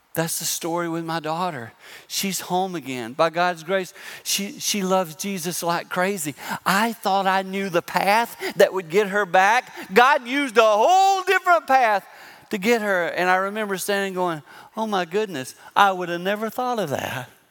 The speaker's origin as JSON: {"language": "English", "town": "Six Mile", "region": "South Carolina", "country": "United States", "tie": "born or raised there", "moved": "yes", "lives_now": "Michigan, United States", "said": "I live in Michigan, but I grew up in South Carolina, a little town called Six Mile."}